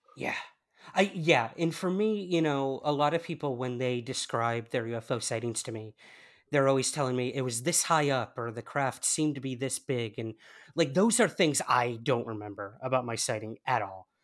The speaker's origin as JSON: {"language": "English", "country": "United States", "moved": "as an adult", "lives_now": "United Kingdom", "said": "can't tell by my accent, I am from the United States. And uh, I recently moved to the UK"}